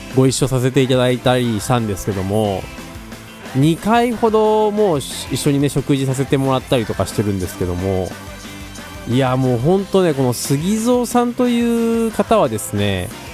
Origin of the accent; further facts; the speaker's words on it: Tokai, Aichi, Japan; 僕東海市出身のギタリスト